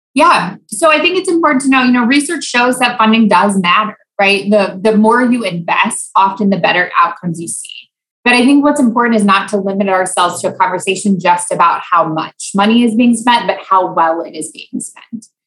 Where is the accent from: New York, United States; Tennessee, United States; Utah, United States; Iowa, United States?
Iowa, United States; moved away as an adult; also born or lived in Louisiana; I grew up in Iowa.